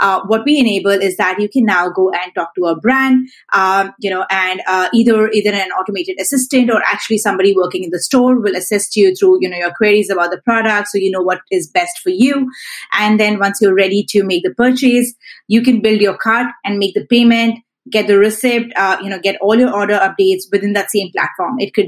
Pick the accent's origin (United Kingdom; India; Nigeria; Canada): India; Delhi; also born or lived in Mumbai / Chennai; now in Singapore; So I grew up in Delhi. I grew up in Mumbai. I grew up in, I did my college in Chennai. Now I'm in Singapore.